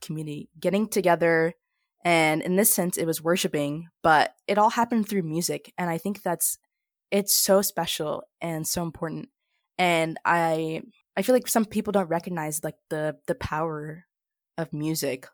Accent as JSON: {"language": "English", "town": "Junction City", "region": "Kansas", "country": "United States", "tie": "born or raised there", "said": "my hometown of Junction City, Kansas"}